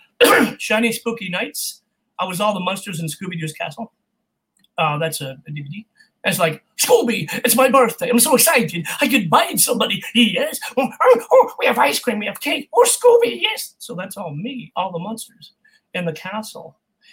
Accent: California, United States; I grew up in California, so Spanish was my second language

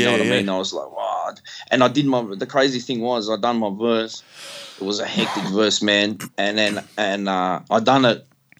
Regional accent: Melbourne, Victoria, Australia; accent: wog; I'm from the Western suburbs

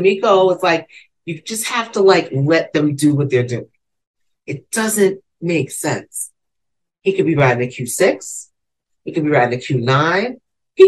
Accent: New York City, New York, United States; I've never been inside Baisley Projects either. And I grew up two blocks from it.

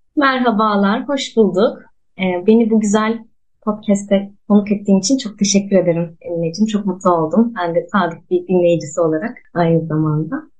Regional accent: Ankara, Turkey; moved away as an adult; now in Mersin, Turkey; Ankara'da doğdum büyüdüm

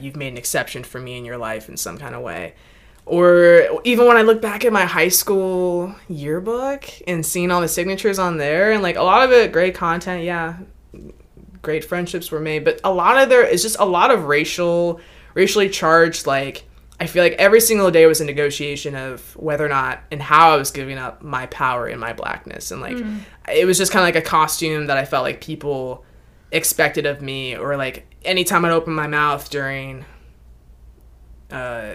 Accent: Mechanicsville, Virginia, United States; I grew up in Mechanicsville, Virginia.

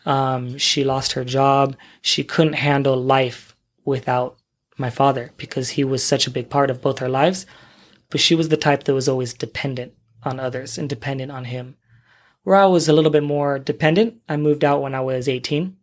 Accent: San Diego, California, United States; moved away as an adult; also born or lived in Los Angeles; now in Kuwait; I'm from the U S, I'm from California, San Diego, born and raised

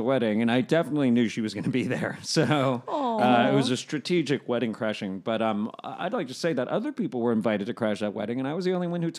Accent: New York, United States; now in Los Angeles, United States; I'm going back to New York next month because I'm a New Yorker.

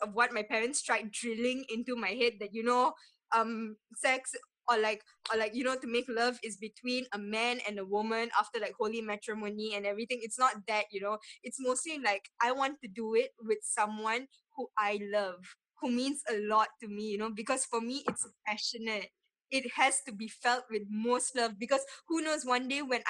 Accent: Malaysia; Malaysians in general

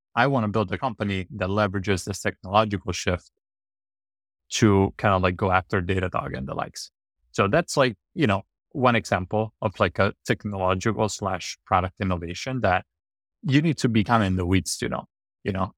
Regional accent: Rome, Lazio, Italy; moved away; I grew up in Roman, kind of like a lower class family

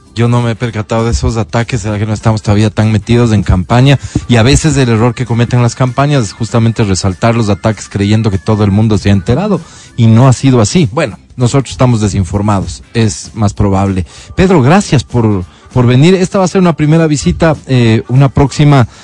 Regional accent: Quito, Pichincha, Ecuador; como quiteño

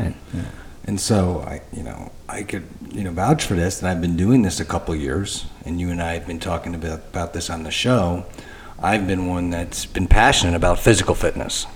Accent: Michigan, United States; I'm from Michigan

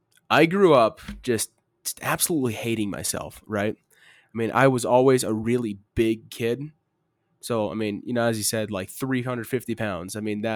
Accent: Arizona, United States; I'm from Arizona.

